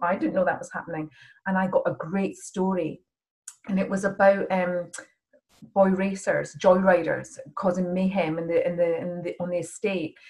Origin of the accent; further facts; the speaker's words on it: Edinburgh, Scotland, United Kingdom; moved away as an adult; also born or lived in Oxford; I was from Scotland